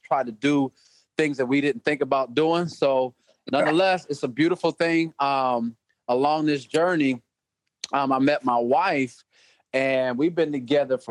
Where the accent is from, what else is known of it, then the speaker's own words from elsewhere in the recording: Des Moines, Iowa, United States; I'm from Des Moines, Iowa